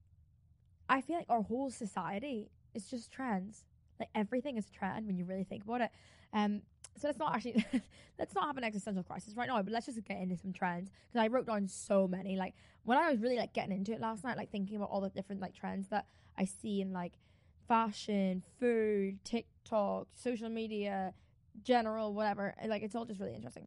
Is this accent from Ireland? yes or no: yes; Ireland; I'm Irish